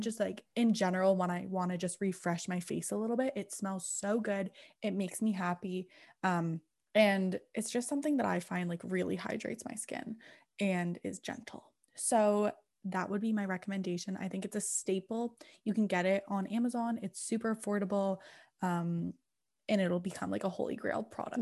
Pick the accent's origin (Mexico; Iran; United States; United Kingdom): United Kingdom; England; I'm English, so English as in England